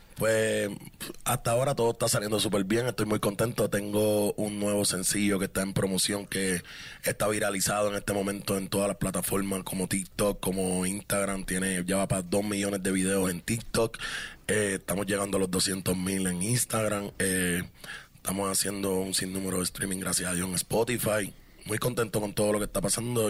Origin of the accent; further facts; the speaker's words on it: Carolina, Puerto Rico; nací en Puerto Rico